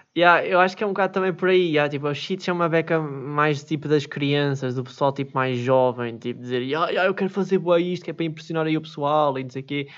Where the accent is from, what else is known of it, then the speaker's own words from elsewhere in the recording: Switzerland; eu nasci na Suíça